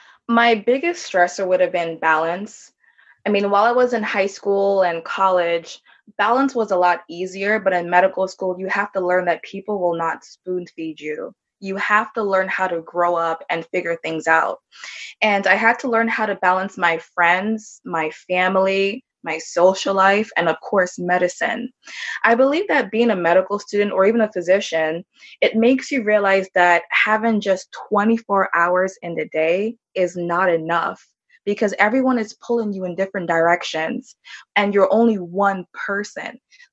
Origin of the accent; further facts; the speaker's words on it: Jamaica; born there; because I was born in Jamaica. And my family's from Jamaica, so it felt like I was at home.